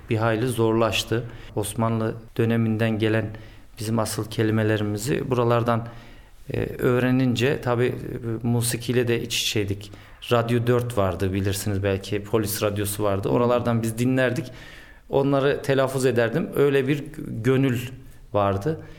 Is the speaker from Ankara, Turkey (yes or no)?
yes; Ankara, Turkey; Ben Ankara'da doğdum, Ankara'da büyüdüm. E, ailemin asıl memleketi Konya. Zaman zaman gideriz.